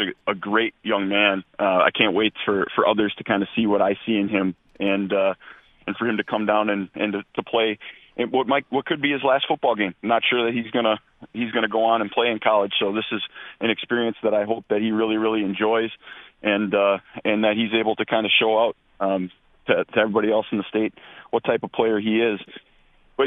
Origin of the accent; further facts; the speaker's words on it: Oshkosh, Wisconsin, United States; also born or lived in Rhinelander; I'm from Oshkosh originally